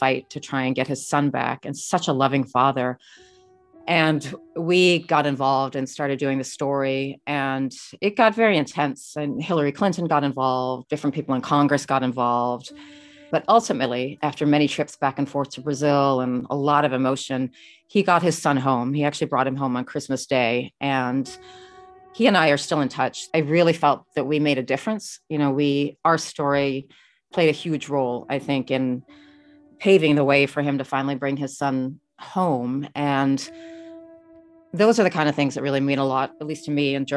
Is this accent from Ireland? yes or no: no; Australia; also born or lived in Detroit; now in New York, United States; I grew up in Australia